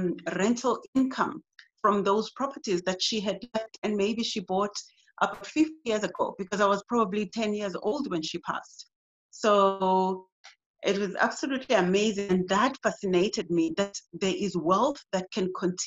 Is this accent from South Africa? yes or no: yes; East London, Eastern Cape, South Africa; moved away as an adult; now in Durban, South Africa; In East London, to be more specific. I studied there all of my basic education, and then I moved to Cape Town, where I studied tertiary and then started working.